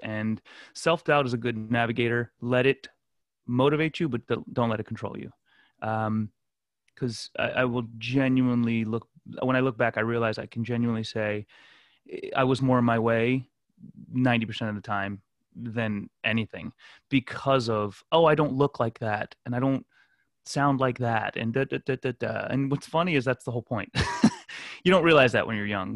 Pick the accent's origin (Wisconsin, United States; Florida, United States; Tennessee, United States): Florida, United States; Fort Lauderdale; also born or lived in Glen Cove, Long Island, New York; ended up moving to South Florida. Grew up in the Fort Lauderdale, Miami area